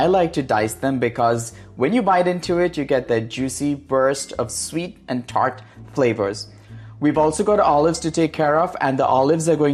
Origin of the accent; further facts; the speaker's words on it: India; now in United States; Green olives are my ode to my home state of California, while the chorizo, saffron, and vinegar speak for the India I grew up in.